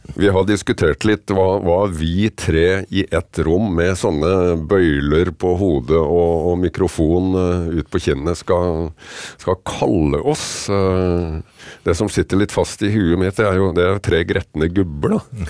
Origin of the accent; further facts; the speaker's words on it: Kragerø, Vestfold og Telemark, Norway; hjemme i Kragerø så hadde jeg vokst opp med trebåter og seiling